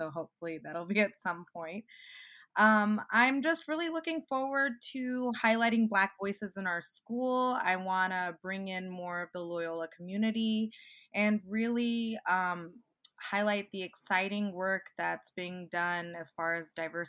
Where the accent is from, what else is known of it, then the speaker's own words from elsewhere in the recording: Owensboro, Kentucky, United States; now in Chicago, United States; I'm a 3L this year. I'm originally from Owensboro, Kentucky